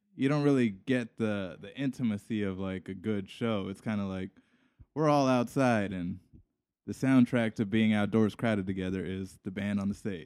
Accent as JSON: {"language": "English", "region": "Hawaii", "country": "United States", "said": "I'm from Hawaii"}